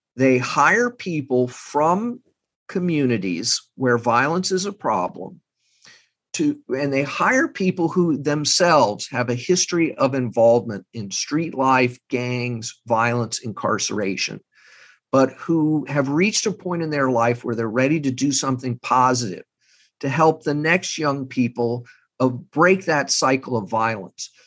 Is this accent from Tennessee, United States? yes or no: no; Texas, United States; moved away; I'm from Texas. I have family not far from Uvalde